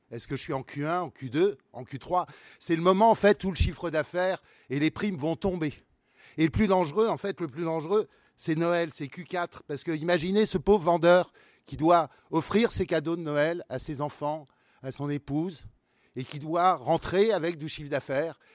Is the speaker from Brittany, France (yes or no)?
yes; Brittany, France; moi je suis breton aussi, provincial